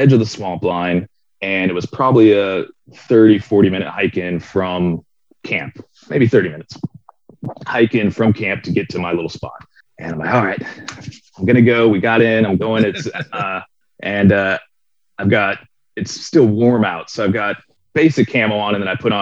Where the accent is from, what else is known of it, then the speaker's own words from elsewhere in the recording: Florida, United States; I grew up in Florida